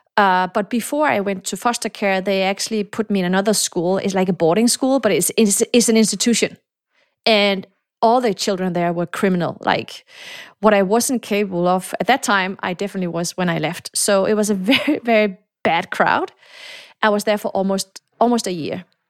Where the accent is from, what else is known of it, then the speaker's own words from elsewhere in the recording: Denmark; moved away; also born or lived in Morocco / Silicon Valley; I was born in Morocco. I came to Denmark. My mom is Danish, so I grew up in Denmark